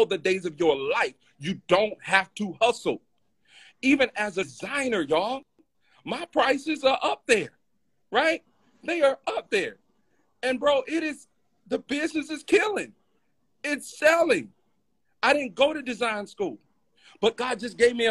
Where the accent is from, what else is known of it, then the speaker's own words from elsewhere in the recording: Alabama, United States; I'm from Alabama, bro. I'm from Alabama.